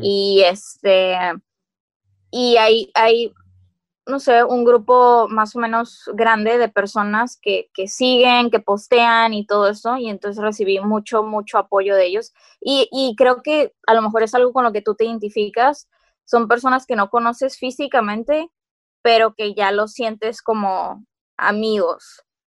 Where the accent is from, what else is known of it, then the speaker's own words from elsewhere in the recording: Mexico; estando en frontera, que no nos olvidemos de que somos mexicanos